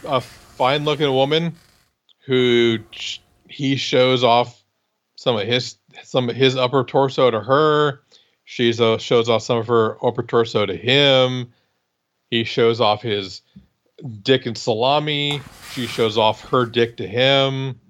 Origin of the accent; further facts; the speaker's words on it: Iowa, United States; I'm from Iowa